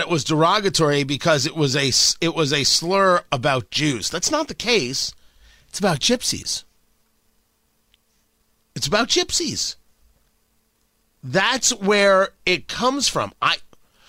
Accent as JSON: {"language": "English", "region": "New Jersey", "country": "United States", "tie": "born or raised there", "said": "I grew up in Jersey"}